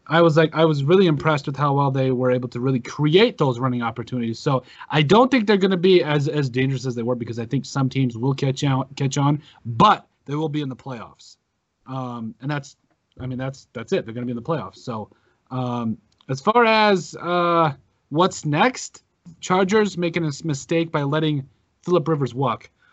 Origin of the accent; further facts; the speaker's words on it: South Dakota, United States; We're all from South Dakota